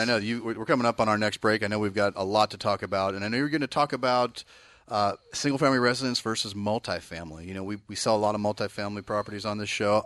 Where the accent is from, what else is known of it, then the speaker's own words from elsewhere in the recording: Bay Area, California, United States; moved away; I'm from the Bay Area